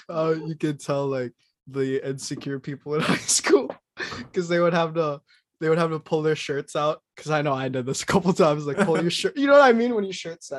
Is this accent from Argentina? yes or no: no; Philippines; moved away; I'm Filipino.